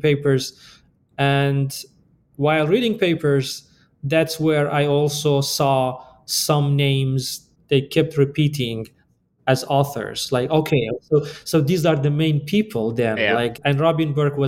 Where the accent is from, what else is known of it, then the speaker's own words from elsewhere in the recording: Iran; moved away as an adult; also born or lived in Chicago, United States / Boulder, Colorado, United States; now in United States; I am originally from Iran, and I came to the US basically for my PhD